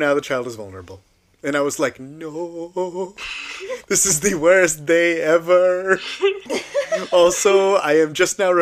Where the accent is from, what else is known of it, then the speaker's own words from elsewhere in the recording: San Antonio, Texas, United States; moved away; I'm from San Antonio, Texas.